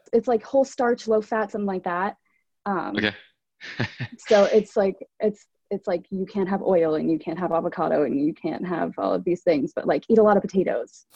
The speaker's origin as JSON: {"language": "English", "town": "New York City", "region": "New York", "country": "United States", "said": "I'm from Brooklyn, New York"}